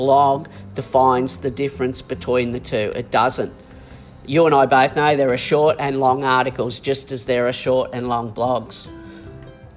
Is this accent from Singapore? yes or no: no; Australia; I'm not a Kiwi. I'm an Australian.